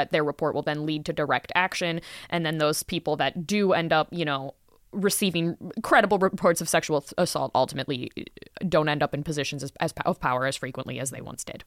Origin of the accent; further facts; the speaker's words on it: Florida, United States; moved away; I'm from Florida. I lived in Florida for many, many